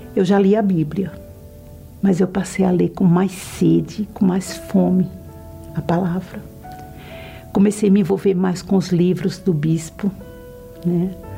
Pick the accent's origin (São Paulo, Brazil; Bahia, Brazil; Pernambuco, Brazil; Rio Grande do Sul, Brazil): Pernambuco, Brazil; tenho 56 anos, sou de Pernambuco